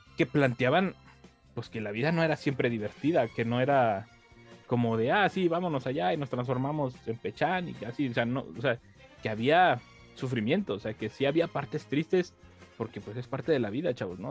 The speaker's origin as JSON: {"language": "Spanish", "country": "Mexico", "said": "como mexicanos que estamos acá"}